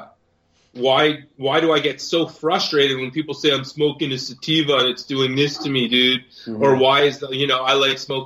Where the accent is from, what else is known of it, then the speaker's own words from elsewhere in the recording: Canada; I love being Canadian